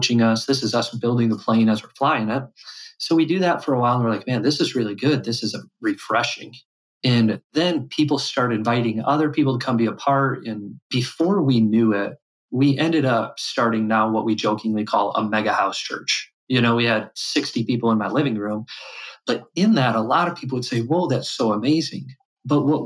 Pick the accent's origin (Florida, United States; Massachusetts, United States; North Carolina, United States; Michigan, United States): Michigan, United States; West; I grew up here in West Michigan.